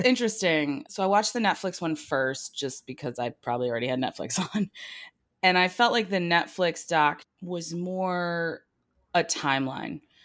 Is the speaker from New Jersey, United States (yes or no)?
yes; New Jersey, United States; I grew up in New Jersey